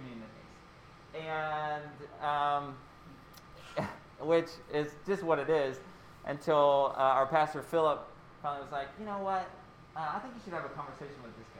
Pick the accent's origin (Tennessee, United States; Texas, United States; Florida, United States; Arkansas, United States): Tennessee, United States; Pilioka; I grew up in Pilioka, Tennessee